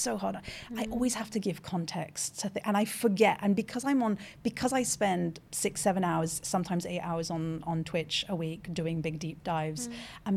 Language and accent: English; France; first language French; English is a second language; Born in France, bilingual, French is my first language, did all my education in French until the age of 21.